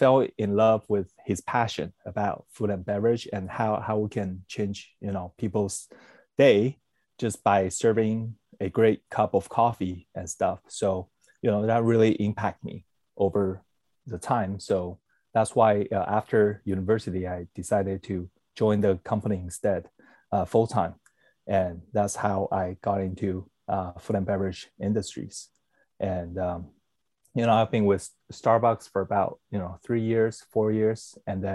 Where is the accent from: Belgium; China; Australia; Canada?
Canada; also born or lived in Taiwan; I was born in Taiwan, but, I was raised in Canada.